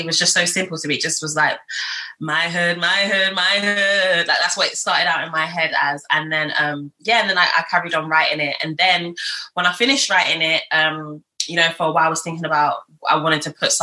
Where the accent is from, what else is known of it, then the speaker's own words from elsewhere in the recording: London, United Kingdom; also born or lived in Lagos, Nigeria / Catford / New Cross / Deptford; I was born in Nigeria. I was born in Lagos. I came to the UK when I was about 4 years old. And I've been raised around different places in Southeast London